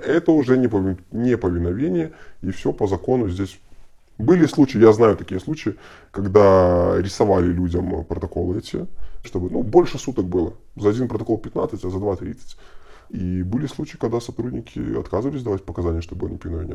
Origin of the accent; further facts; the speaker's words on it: Belarus; Мы же белорусы